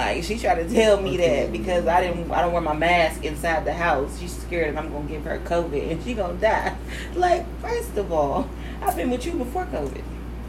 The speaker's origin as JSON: {"language": "English", "town": "Cincinnati", "region": "Ohio", "country": "United States", "tie": "born or raised there", "also_born_or_lived": "Columbus", "moved": "yes", "said": "Originally from Cincinnati, but I moved here from Columbus."}